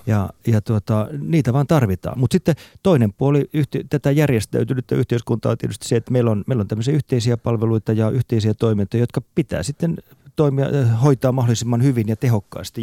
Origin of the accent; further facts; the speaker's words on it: Ostrobothnia, Finland; moved away; also born or lived in Central Europe; Mä olen kotoisin Pohjanmaalta alun perin